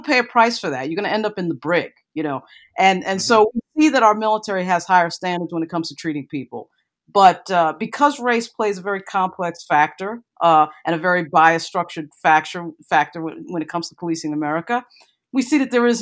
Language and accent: English; New York, United States; also born or lived in Washington, D.C.; I'm from New York, but I have a place, of course, in Washington